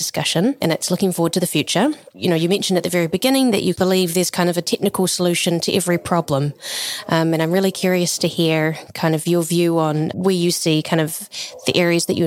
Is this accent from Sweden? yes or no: no; New Zealand; moved away; I'm originally from New Zealand